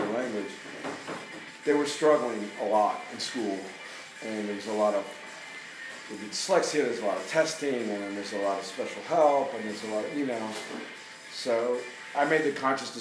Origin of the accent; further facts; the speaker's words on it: Miami, Florida, United States; we grew up in Miami